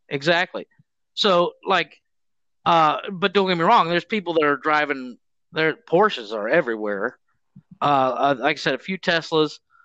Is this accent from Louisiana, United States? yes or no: no; Mansfield, Ohio, United States; moved away as an adult; now in Cancun, Mexico; I grew up in the Mansfield area.